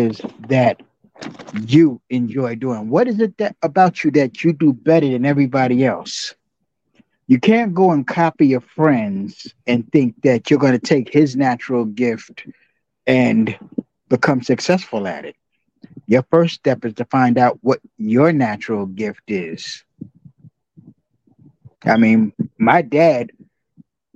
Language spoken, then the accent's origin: English; New York City, New York, United States; I grew up in Jamaica, Queens